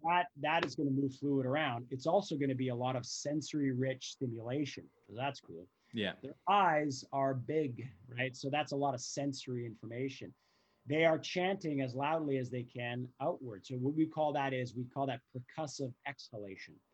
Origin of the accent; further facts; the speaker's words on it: Canada; we're Canadian, so we've walked on plenty of ice in our day